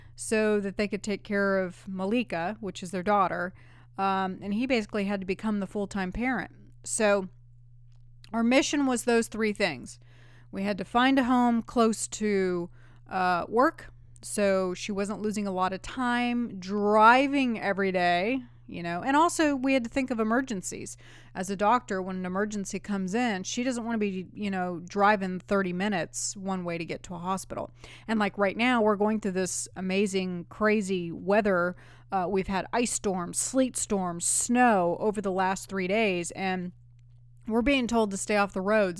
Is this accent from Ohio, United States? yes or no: no; California, United States; now in Nashville, United States; I grew up in California